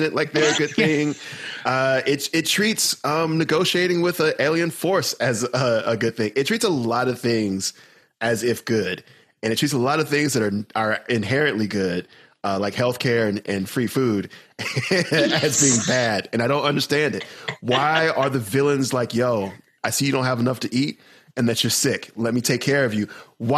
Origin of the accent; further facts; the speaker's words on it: the South, United States; I'm from the South